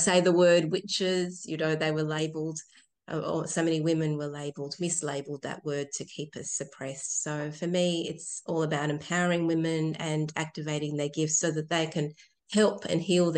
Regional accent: Chile; now in Tasmania, Australia; I was born in Chile

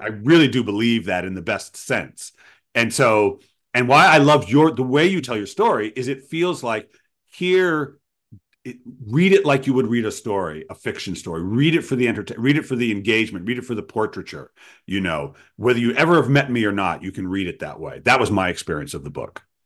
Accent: Rhode Island, United States; my native Rhode Island. Ah, my home state

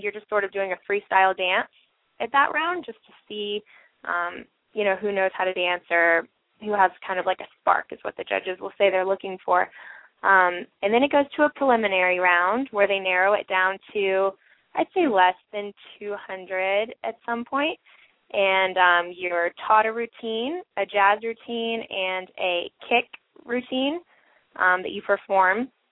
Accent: St. Augustine, Florida, United States; moved away as an adult; now in Dallas, United States; I was born and raised in St. Augustine, Florida.

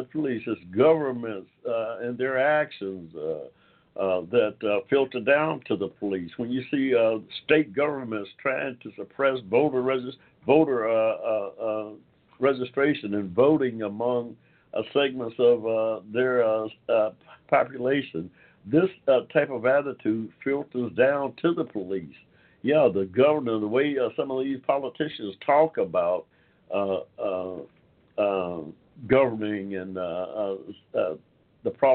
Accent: Georgia, United States; from the time that I was born here in Georgia in the 1940s

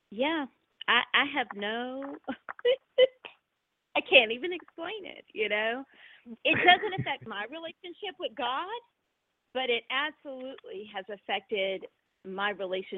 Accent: North Florida, United States; I grew up in North Florida, and I'm Southern

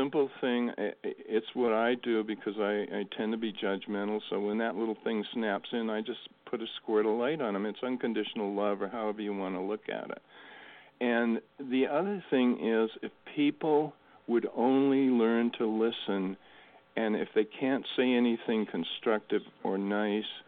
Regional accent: New England, United States; I grew up in New England

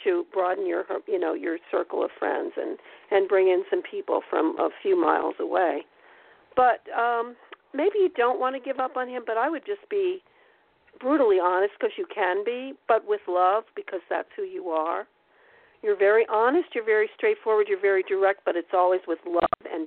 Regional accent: Pennsylvania, United States; moved away; also born or lived in Pocono Mountains; I'm from Pennsylvania. I lived there for 30 years

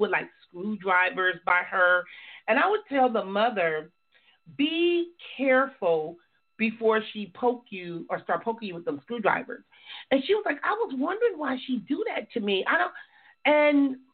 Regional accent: Compton, California, United States; my growing up in Compton

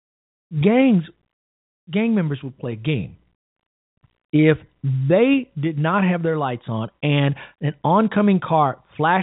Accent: Chicago, Illinois, United States; my hometown of Chicago on the South Side

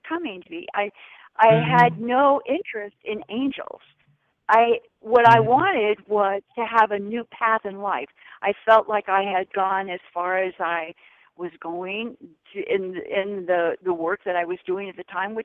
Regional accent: California, United States; moved away as an adult; also born or lived in Honolulu, Hawaii; I was raised in California

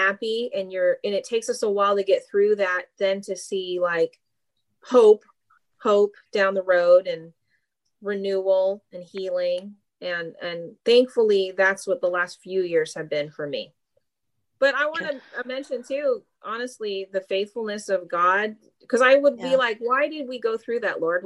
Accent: Mississippi, United States; moved away as an adult; now in Chico, United States; I actually grew up in Mississippi.

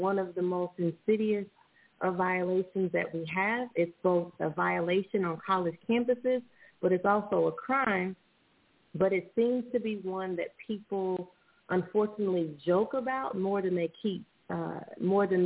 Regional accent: Indianapolis, Indiana, United States; also born or lived in Washington, D.C.; now in Los Angeles, United States; I'm originally from Indianapolis, Indiana, and I currently reside in Los Angeles, California

